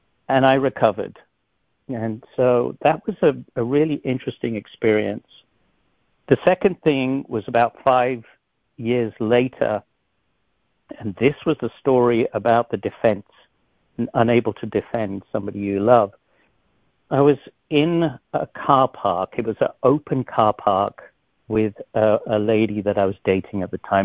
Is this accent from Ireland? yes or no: no; England, United Kingdom; moved away; I was born in England